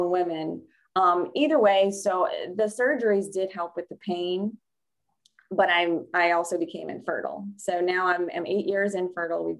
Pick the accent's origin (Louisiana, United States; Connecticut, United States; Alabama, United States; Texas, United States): Louisiana, United States; New Orleans; I grew up right outside of New Orleans, Louisiana